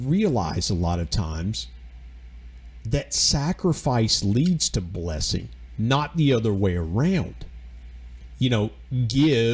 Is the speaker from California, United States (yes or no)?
no; Georgia, United States; also born or lived in West Virginia; I'm from Georgia